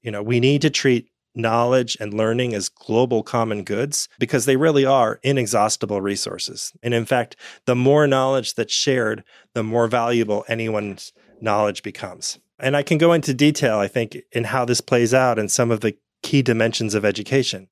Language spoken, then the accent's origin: English; United States; I grew up in the United States